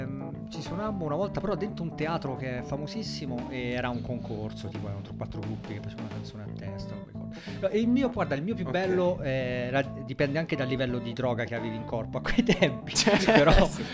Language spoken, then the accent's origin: Italian; Monte Argentario, Tuscany, Italy; io sono di Montargentario, sul mare, in provincia di Grosseto